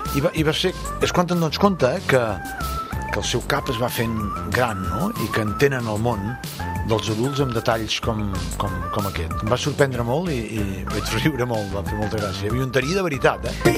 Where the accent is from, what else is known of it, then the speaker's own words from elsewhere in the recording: Constantí, Catalonia, Spain; sóc fill de Constantí